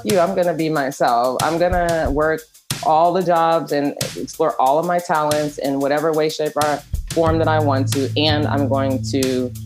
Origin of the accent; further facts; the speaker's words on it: Dallas, Texas, United States; moved away as an adult; also born or lived in Europe; growing up in Dallas is very repressive. I grew up in a Trinidadian family that migrated to Dallas